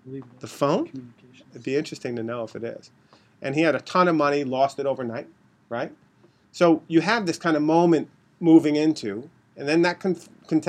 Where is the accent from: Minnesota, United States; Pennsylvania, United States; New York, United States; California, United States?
New York, United States; Rockville Centre; I was born in Rockville Center, Long Island